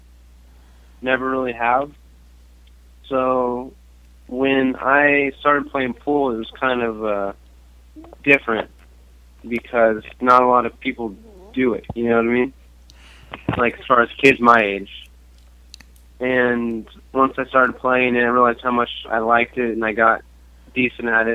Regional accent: Ventura, California, United States; I'm from Ventura, California

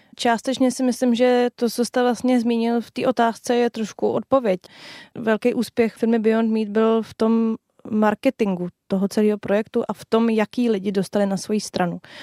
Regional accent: Czechia; u nás v Čechách

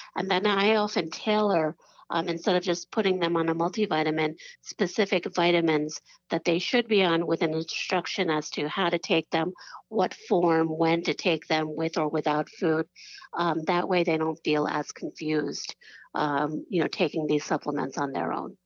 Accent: New York, United States; I'm from New York

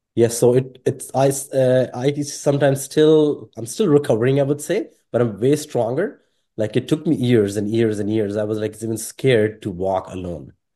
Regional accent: Pakistan; English is a second language; moved away; also born or lived in Sri Lanka; growing up in Pakistan

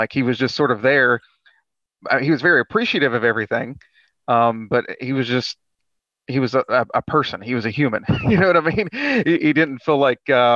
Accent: West Virginia, United States; I'm from West Virginia

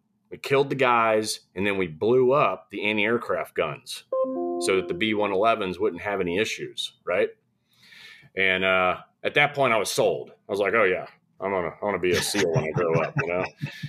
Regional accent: Saudi Arabia; Growing up in Saudi, I was kind of like a professional troublemaker over there.

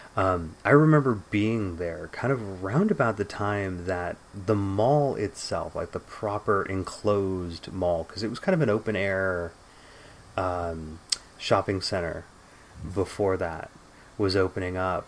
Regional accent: San Jose, California, United States; me and my brother recounting what it was like growing up in the Bay Area in the 80s and 90s

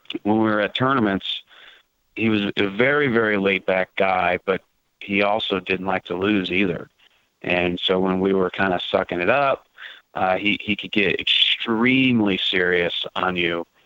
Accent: Kansas City, United States; I grew up in Kansas City

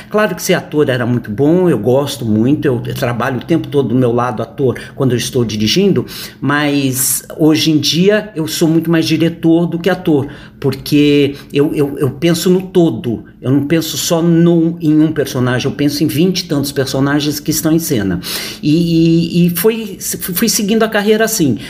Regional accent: Santos, São Paulo, Brazil; now in São Paulo, Brazil; Eu sou santista, é, nascido em Santos

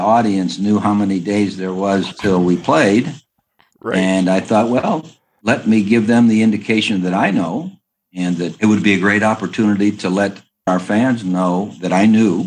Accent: Berea, Ohio, United States; also born or lived in Youngstown, Ohio; I grew up in Ohio

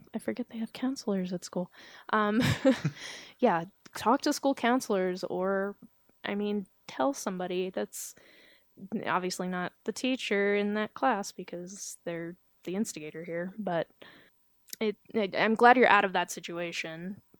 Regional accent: Georgia, United States; accent: southern

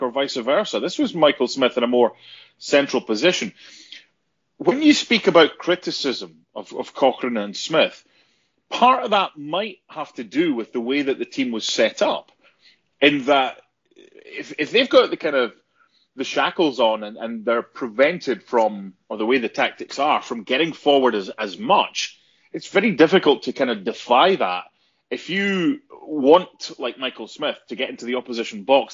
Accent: Scotland, United Kingdom; being a Hearts fan, if it's being Scottish

